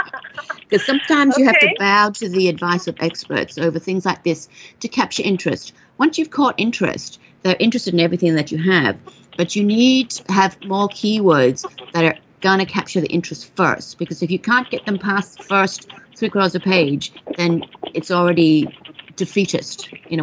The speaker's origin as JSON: {"language": "English", "country": "Australia", "said": "I mean, you know, I'm Australian, so I love that you want to go there."}